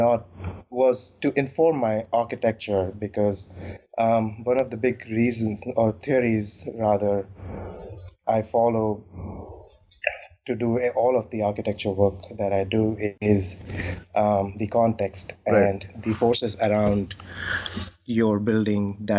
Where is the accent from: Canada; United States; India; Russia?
India; New Delhi, Delhi; I am born and brought up in New Delhi